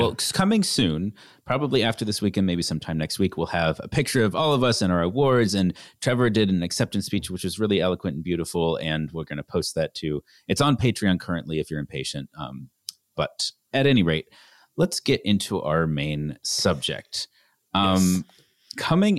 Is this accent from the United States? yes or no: no; Canada; I grew up in Canada.